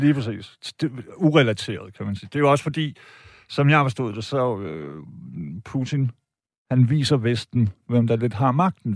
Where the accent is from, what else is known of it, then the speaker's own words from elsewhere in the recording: Denmark; jeg er tysk statsborger, øh, og jeg har da fame nede i Deutschland, men jeg var født og opvokset i Danmark